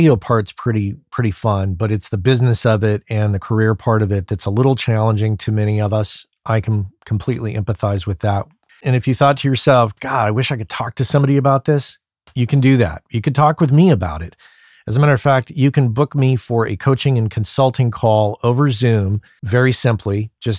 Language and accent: English; New Mexico, United States; I grew up in New Mexico, and I think that all the states in that region probably bought from the same vendor